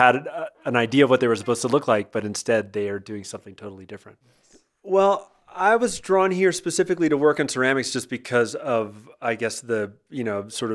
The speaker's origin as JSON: {"language": "English", "town": "Miami", "region": "Florida", "country": "United States", "tie": "born or raised there", "said": "as a kid growing up in Miami, I grew up, you know, going to the beach"}